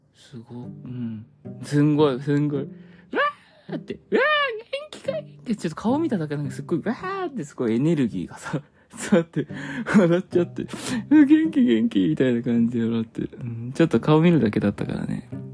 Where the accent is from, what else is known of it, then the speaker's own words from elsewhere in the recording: Hokkaido, Japan; also born or lived in Sapporo; now in Kanto, Japan; 我が地元北海道